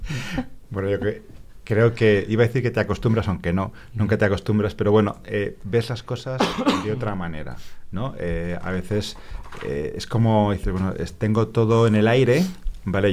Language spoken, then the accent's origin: Spanish; Spain; los españoles que vamos allá